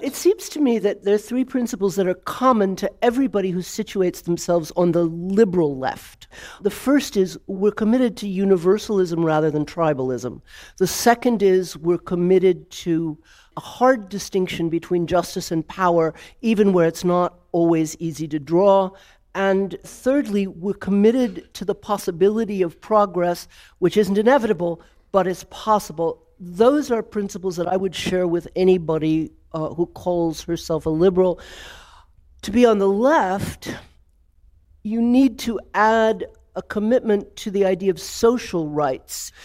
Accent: Georgia, United States; now in Germany; I was raised in Georgia during the civil rights movement

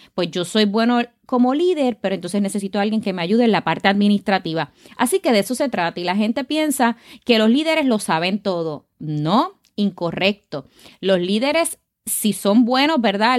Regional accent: Caguas, Puerto Rico; nací en Caguas, Puerto Rico, así que soy boricua de pura cepa.

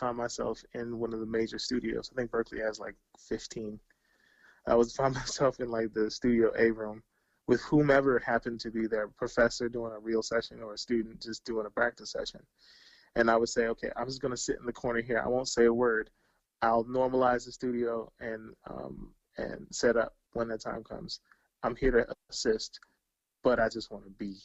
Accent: Bowie, Maryland, United States; I'm a kid from Bowie, Maryland.

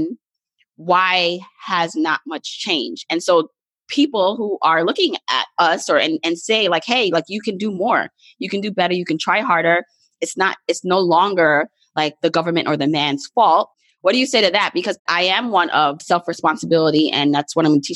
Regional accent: Jamaica; moved away; I'm Jamaican, and I have, like, you know, fellow immigrant friends

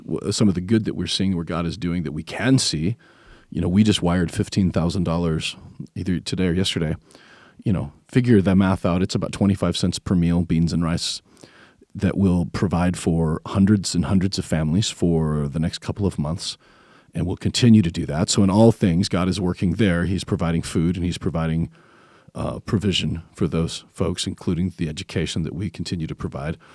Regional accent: Tennessee, United States; we're from Tennessee

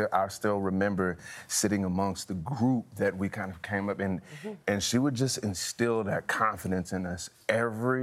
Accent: Montgomery, Alabama, United States; moved away; I'm a kid from Montgomery, Alabama

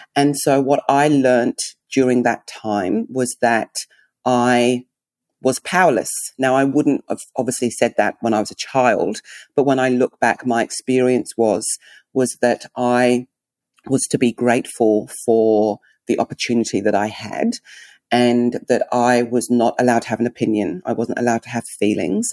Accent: England, United Kingdom; accent: English; also born or lived in Nigeria (heritage); now in Melbourne, Australia; I'm English

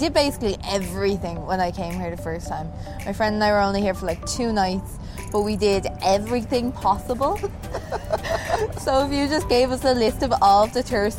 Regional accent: Ireland; I'm Irish.

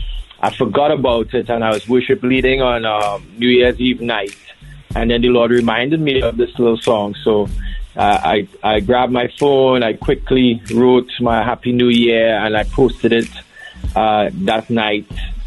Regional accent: Trinidad & Tobago; now in Bahamas; So firstly, I'm from Trinidad and Tobago. I live in the beautiful Bahamas, land of sapodilla, sun seas, and the place where everybody vacations.

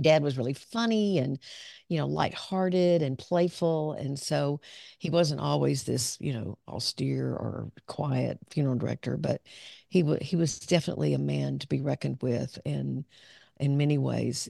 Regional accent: Pine Bluff, Arkansas, United States; moved away as an adult; also born or lived in Dallas; I grew up down in southern Arkansas

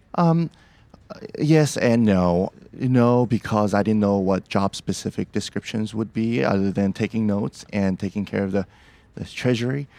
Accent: Seoul, South Korea; also born or lived in Portland, Oregon; now in Beaverton, United States; I'm from, originally from Seoul, South Korea, but I consider Portland, Oregon, my home

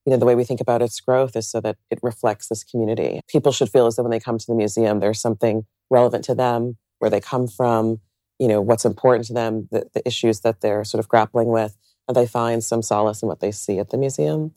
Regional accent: suburbs outside New York City, United States; moved away as an adult; now in Columbus, United States; I grew up outside of New York City in the suburbs

